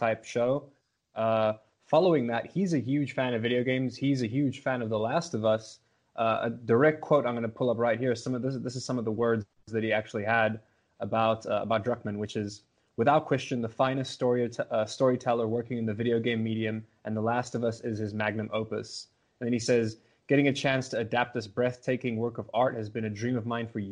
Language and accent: English; South Africa; also born or lived in Los Angeles, United States; I'm from South Africa